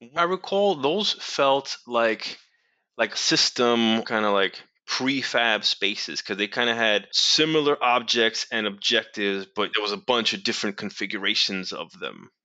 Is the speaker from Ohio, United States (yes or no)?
no; New York City, New York, United States; I'm from New York City